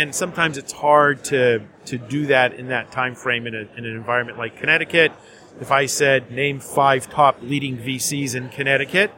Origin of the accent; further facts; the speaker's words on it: Winnipeg, Manitoba, Canada; moved away as an adult; now in New York City, United States; I'm from Winnipeg